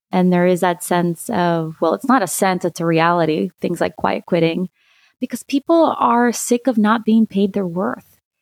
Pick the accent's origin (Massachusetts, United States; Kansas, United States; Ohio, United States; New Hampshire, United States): Ohio, United States; Lima; also born or lived in Santiago, Chile; I'm originally from Santiago, Chile, and I grew up in a small town in, in Ohio, in Lima